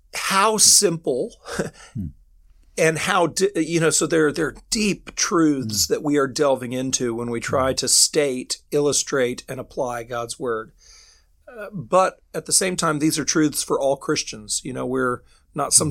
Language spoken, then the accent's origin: English; United States; moved away as an adult; now in United Kingdom; I'm an American ministering here in the in the United Kingdom